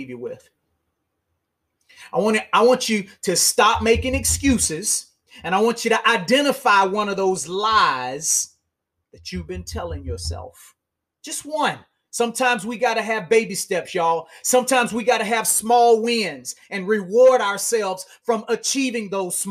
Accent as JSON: {"language": "English", "town": "Montgomery", "region": "Alabama", "country": "United States", "said": "I'm still from Montgomery, Alabama."}